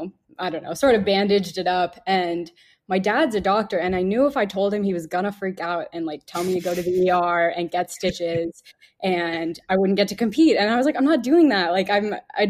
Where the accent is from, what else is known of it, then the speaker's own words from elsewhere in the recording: Texas, United States; moved away; I'm from Texas